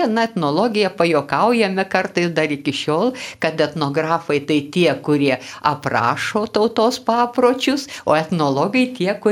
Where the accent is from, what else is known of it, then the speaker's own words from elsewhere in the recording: Lithuania; Mes e, čia, kur augome Lietuvoje, na, buvo tokių įvairių buvo laikas, kai nebuvo psichologijos.